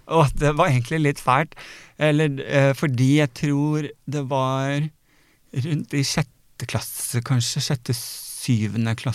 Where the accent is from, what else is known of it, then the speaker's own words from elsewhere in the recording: Sandefjord, Vestfold, Norway; moved away; jeg flytta jo fra Sandefjord for jeg ville noe mer. Jeg ville noe større enn det Sandefjord kunne tilby meg.